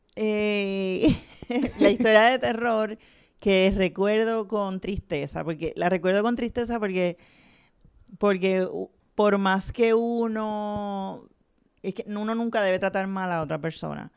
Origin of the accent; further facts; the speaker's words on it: Vega Alta, Puerto Rico; Yo soy de Vega Alta, así que trabajé en, uh. Claire's del Mall.